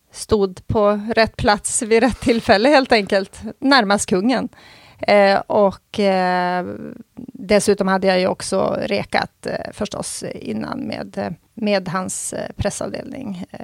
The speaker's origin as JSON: {"language": "Swedish", "region": "Norrland", "country": "Sweden", "said": "Jag, jag är från Norrland"}